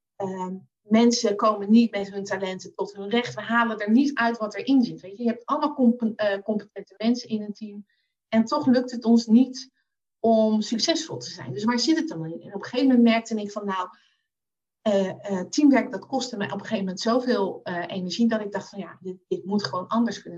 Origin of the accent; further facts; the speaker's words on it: The Hague, South Holland, Netherlands; now in Zoetermeer, Netherlands; geboren en getogen in Den Haag